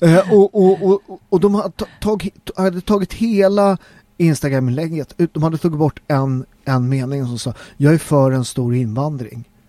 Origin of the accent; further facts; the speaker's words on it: Sweden; Jag är svensk